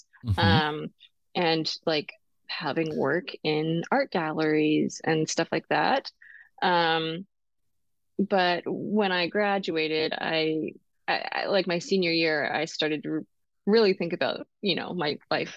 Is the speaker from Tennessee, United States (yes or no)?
no; Eastern Washington, United States; I grew up in Eastern Washington